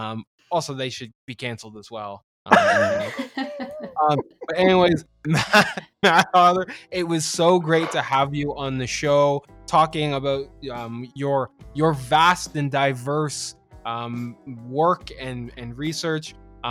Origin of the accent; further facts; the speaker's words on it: Canada; I've been made fun of several times lately on Twitter for being Canadian.